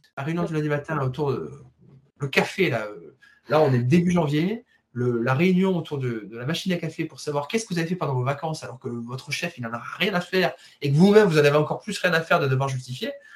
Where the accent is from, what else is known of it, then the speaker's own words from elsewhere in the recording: Marseille, Provence-Alpes-Côte d'Azur, France; je suis de Marseille